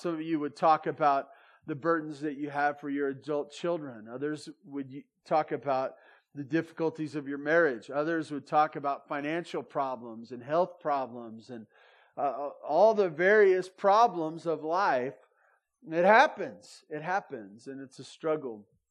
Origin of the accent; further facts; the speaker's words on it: Santa Barbara, California, United States; now in Bear Valley, United States; I grew up in Santa Barbara